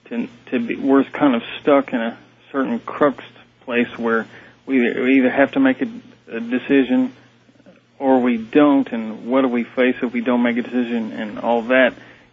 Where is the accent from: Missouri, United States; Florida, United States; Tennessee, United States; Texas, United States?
Texas, United States; I'm from Texas, and it's nice to hear your voice again.